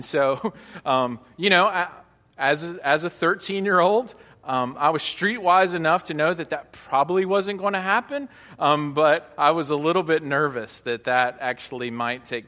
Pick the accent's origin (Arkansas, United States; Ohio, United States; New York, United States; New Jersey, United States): Arkansas, United States; Hot Springs; now in Northeast Arkansas, United States; I grew up about 3 hours south of here in Hot Springs, Arkansas